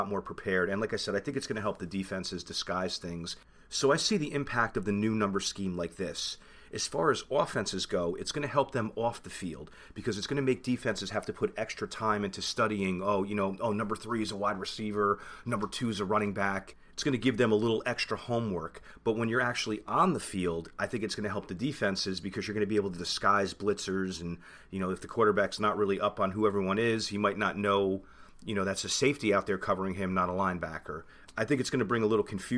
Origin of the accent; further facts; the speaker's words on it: New Jersey, United States; I'm from New Jersey